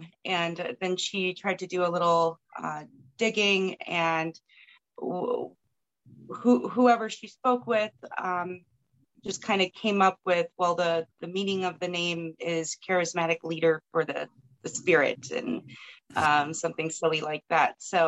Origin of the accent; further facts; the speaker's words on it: Maryland, United States; also born or lived in Manhattan, New York / Flushing, Queens, New York; I'm the oldest. I was born in Manhattan. In 1983, lived yeah. in Queens, Flushing, Queens, until Maryland.